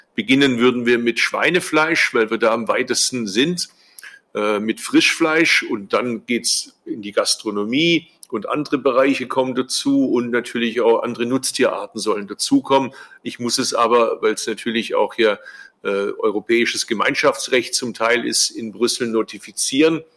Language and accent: German; Swabia, Germany; als Schwabe